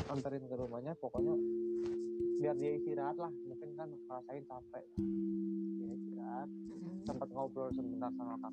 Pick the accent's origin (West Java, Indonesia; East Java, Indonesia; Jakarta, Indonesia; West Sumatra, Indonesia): West Java, Indonesia; Bandung; ya baru ini aku ngajakin pokoknya yuk makan di Kota kotaku gitu